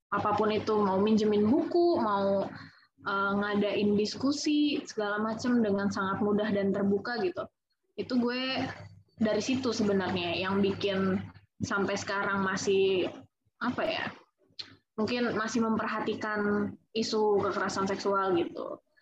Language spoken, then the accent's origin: Indonesian; Serang, Banten, Indonesia; ada satu komunitas di Serang gue kan orang Serang ya